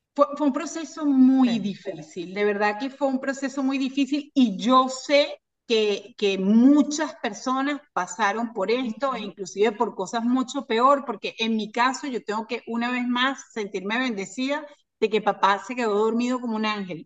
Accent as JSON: {"language": "Spanish", "town": "Caracas", "region": "Capital District", "country": "Venezuela", "tie": "born or raised there", "moved": "as an adult", "lives_now": "Miami, United States", "said": "soy de, Venezuela, de Caracas. Nací en las montañas, me crié en las montañas, en el Junquito"}